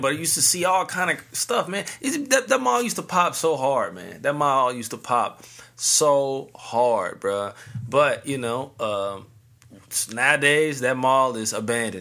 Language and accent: English; St. Louis, Missouri, United States; the hometown, Saint Louis three one four